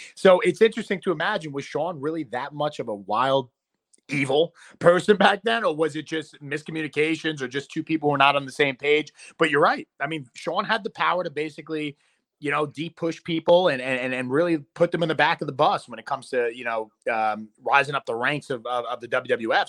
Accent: New York City, New York, United States; I'm a New Yorker at core, so I'll never really get booed in the hometown.

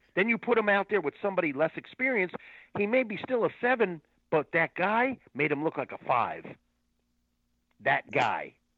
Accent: St. Petersburg, Florida, United States; I grew up in Florida, I started at a a youth center. I think it's still there, actually, in St. Pete

